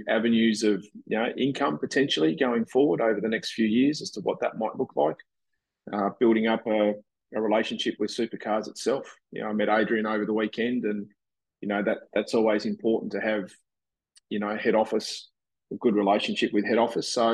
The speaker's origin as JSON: {"language": "English", "region": "Tasmania", "country": "Australia", "tie": "born or raised there", "also_born_or_lived": "Brisbane", "moved": "yes", "said": "I grew up in Tassie"}